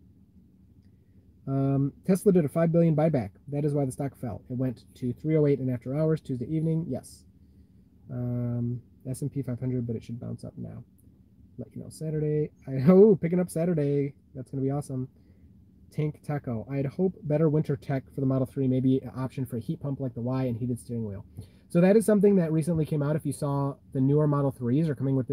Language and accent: English; Michigan, United States; I'm from Michigan too